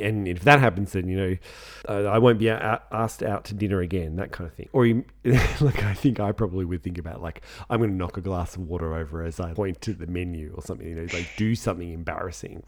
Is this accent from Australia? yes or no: yes; Australia; we're Australian